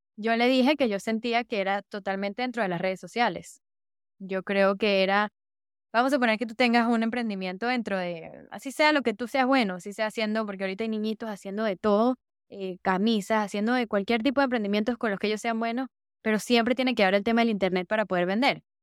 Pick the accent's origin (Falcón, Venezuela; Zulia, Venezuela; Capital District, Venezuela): Capital District, Venezuela; Caracas; moved away; soy de Venezuela. Me dijo, ¿qué parte de Venezuela? Le dije, Caracas